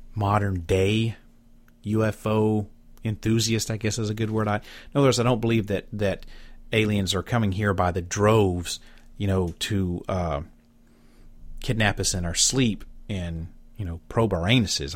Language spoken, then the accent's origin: English; Southeast Alabama, United States; moved away; my hometown in Alabama. That's where I'm from, Southeast Alabama.